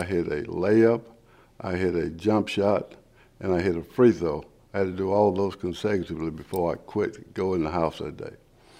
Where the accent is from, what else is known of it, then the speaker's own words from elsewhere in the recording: Athens, Texas, United States; Well, growing up in Athens was like most small East Texas towns in the 60s. Very segregated, for one thing.